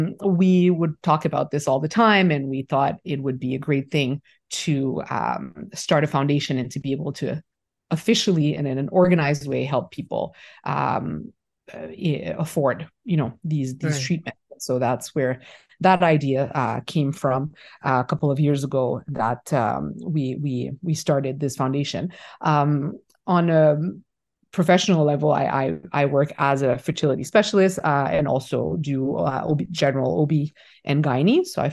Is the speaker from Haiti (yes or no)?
yes; Haiti; moved away as an adult; also born or lived in United States / Canada; I am originally from Haiti, born and raised, and I moved away for my studies originally, first to the States and then to Canada.